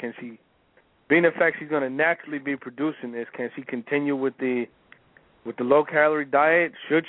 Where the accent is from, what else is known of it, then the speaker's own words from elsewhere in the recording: California, United States; man. I'm actually from California. I'm just in Jersey right now.